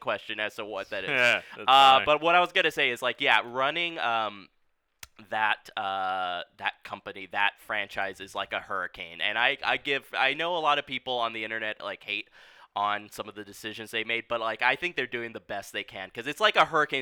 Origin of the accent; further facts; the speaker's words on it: Laguna Beach, California, United States; I grew up in Laguna Beach